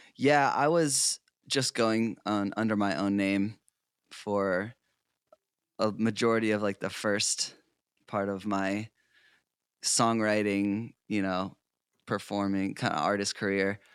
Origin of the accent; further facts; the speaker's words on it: South Portland, Maine, United States; now in Los Angeles, United States; I grew up in South Portland, Maine, so I'm originally an East Coast boy